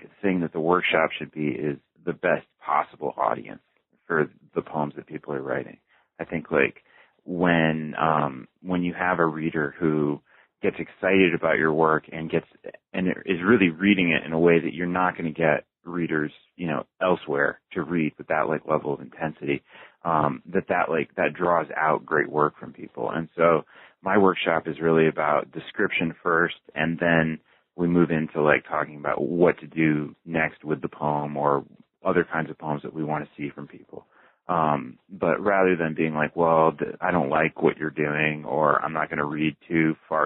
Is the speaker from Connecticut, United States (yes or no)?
yes; West Hartford, Connecticut, United States; moved away as an adult; also born or lived in Boston / New York / Houston; now in Columbia, United States; I was born in Hartford. I grew up, in West Hartford, Connecticut